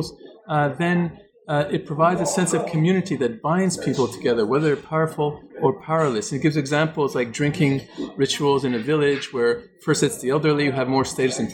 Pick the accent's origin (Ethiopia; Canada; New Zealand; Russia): Canada; I'm from Canada